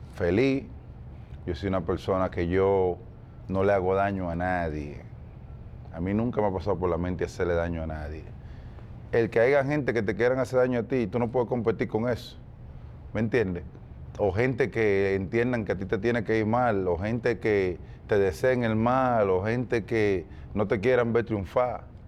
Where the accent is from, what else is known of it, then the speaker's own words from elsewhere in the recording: Dominican Republic; nosotros los dominicanos